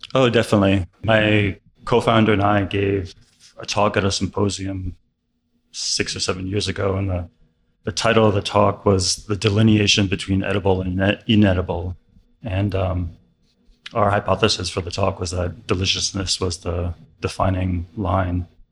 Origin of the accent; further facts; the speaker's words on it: New York, United States; I grew up in New York